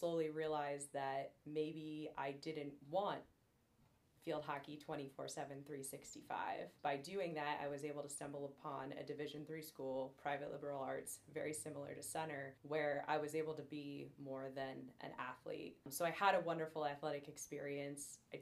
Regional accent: Northeast Pennsylvania, United States; moved away as an adult; now in Danville, United States; I'm originally born and raised Northeast Pennsylvania

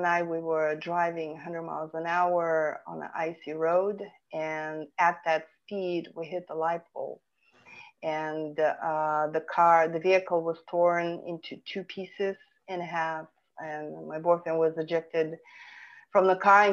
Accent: Vilnius, Vilnius County, Lithuania; English is a second language; moved away as an adult; now in California, United States; I was born and raised in Vilnius, Lithuania

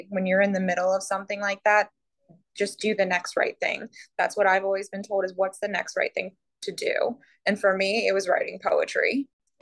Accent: Columbus, Ohio, United States; moved away as an adult; now in Port St. Lucie, United States; I grew up in Columbus, Ohio love Columbus, miss Columbus so terribly.

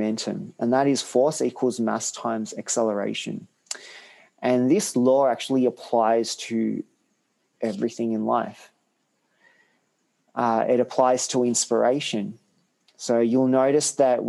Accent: Australia; also born or lived in Hungary / Sri Lanka; I was brought up in Australia, I always try to understand the roots of where I came from

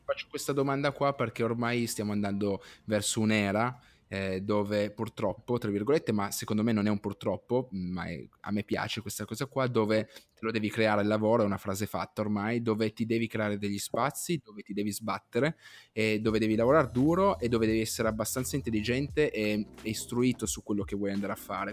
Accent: Piedmont, Italy; io sono piemontese

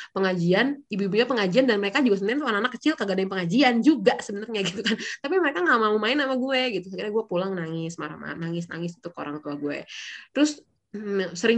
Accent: East Jakarta, Jakarta, Indonesia; gua kan datang dari daerah Betawi. Jadi gue lahir besar di area Betawi nih ya, di Jakarta Timur gitu ya.

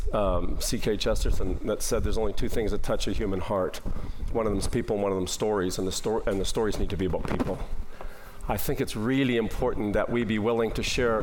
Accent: Nipawin, Saskatchewan, Canada; now in Calgary, Canada; I was in my hometown of Nipawin, Saskatchewan

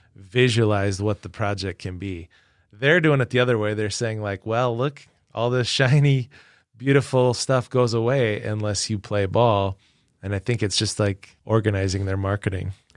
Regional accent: Webster, South Dakota, United States; born or raised there; moved away

